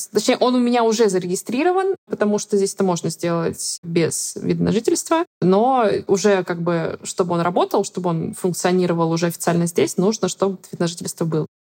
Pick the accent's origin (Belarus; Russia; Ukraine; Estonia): Russia; Far East; born there; also born or lived in Stavropol / Saratov; мы жили в Ставрополе, это мой дом, нет. Родилась я на Дальнем Востоке, это мой дом, нет. Жили мы в Саратове, это мой дом, тоже нет. Какого-то родного места у меня никогда не было.